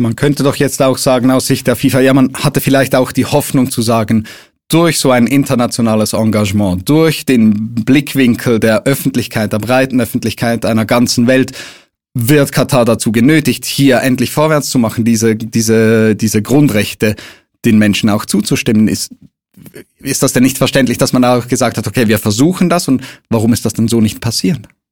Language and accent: German; Switzerland; bei uns in der Schweiz